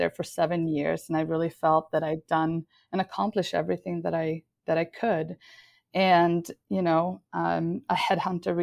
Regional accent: Sweden; moved away; I was born and raised in Sweden

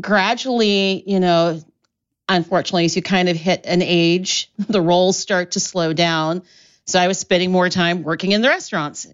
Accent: Columbus, Ohio, United States; moved away as an adult; also born or lived in Oxford, England; now in Chicago, United States; I grew up in Columbus, Ohio, and I went to theater school in Ohio

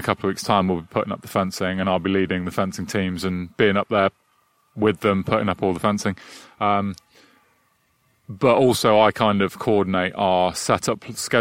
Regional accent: Midlands, England, United Kingdom; born or raised there; also born or lived in London

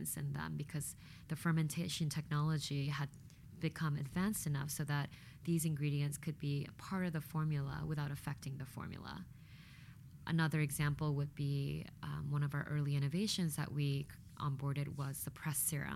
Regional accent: Louisiana, United States; moved away; also born or lived in Korea; having grown up in Louisiana

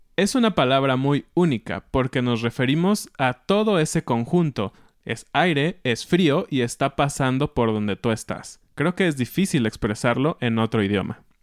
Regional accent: Mexico; como mexicanos

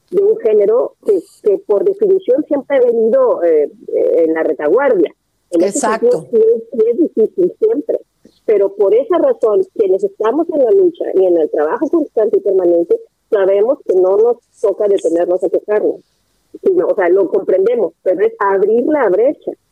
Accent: Nuevo León, Mexico; yo soy de Nuevo León

